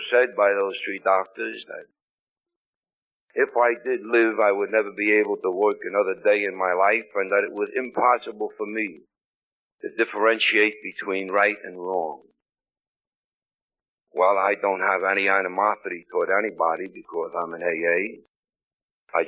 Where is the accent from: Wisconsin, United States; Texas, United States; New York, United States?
New York, United States; New York City; I come from Brooklyn